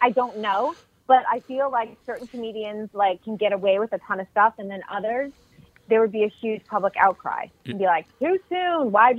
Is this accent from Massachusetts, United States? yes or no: yes; Boston, Massachusetts, United States; now in Minneapolis, United States; I'm from Boston